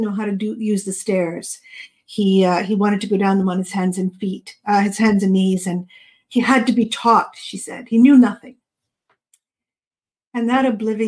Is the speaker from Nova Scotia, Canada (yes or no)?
yes; Yarmouth, Nova Scotia, Canada; also born or lived in British Columbia; I grew up in Nova Scotia. I was actually born in BC. And we moved to Nova Scotia when I was 7.